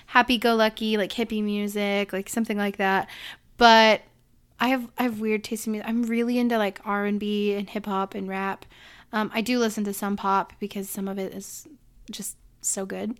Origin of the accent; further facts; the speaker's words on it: Illinois, United States; I was born in Illinois